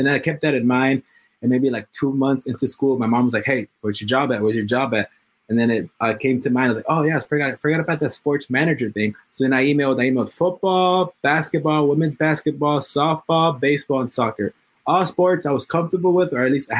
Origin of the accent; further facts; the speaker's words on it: Los Angeles, California, United States; I'm born and raised in Los Angeles, specifically in Hollywood.